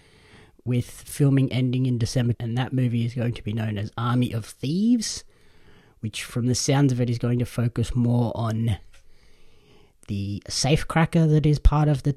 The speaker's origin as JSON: {"language": "English", "country": "Australia", "said": "As an Australian wrestling fan"}